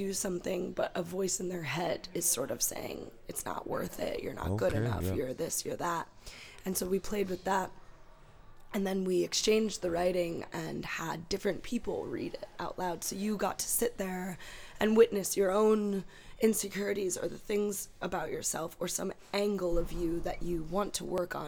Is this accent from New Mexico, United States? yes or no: no; Cleveland, Ohio, United States; moved away as an adult; also born or lived in Eastern Europe; now in Limerick, Ireland; growing up in Ohio